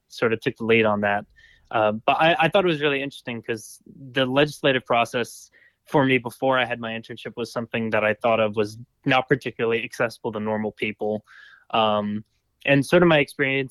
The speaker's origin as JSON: {"language": "English", "town": "Lawrenceville", "region": "Georgia", "country": "United States", "tie": "born or raised there", "said": "I'm from Lawrenceville, Georgia. I went to UGA undergrad. I studied finance. And then straight out of graduation, came to UGA Law. So spent almost my entire life in Georgia"}